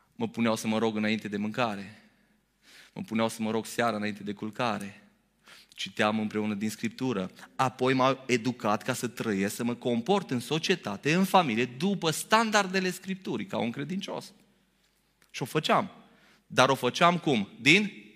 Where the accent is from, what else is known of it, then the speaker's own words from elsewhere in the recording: Romania; noi românii